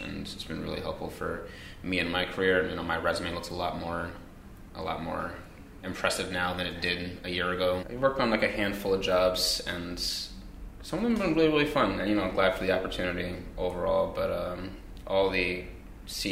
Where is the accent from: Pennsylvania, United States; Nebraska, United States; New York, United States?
New York, United States; Long Island; As far as being in New York, I grew up in Long Island